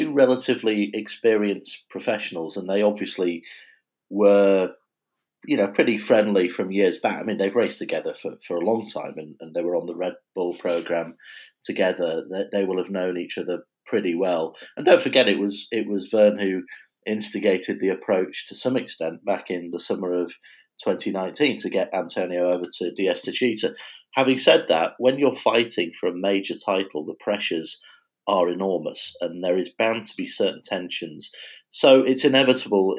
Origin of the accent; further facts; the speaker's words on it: United Kingdom; being British